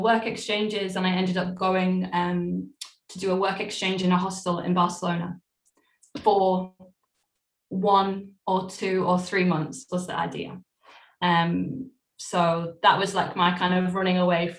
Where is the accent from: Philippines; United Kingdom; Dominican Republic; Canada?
United Kingdom; Cheshire, North West England; also born or lived in Cleethorpes / Dublin, Ireland; we settled in Cheshire. So I grew up from, like, the age of 3 or 4 until I was 18, 19. I was in a town in Cheshire